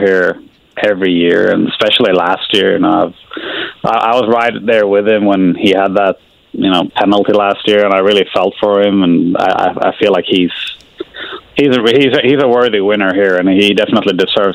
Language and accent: English; Sweden; moved away as an adult; now in Indianapolis, United States; there's a lot of lakes where I grew up in Sweden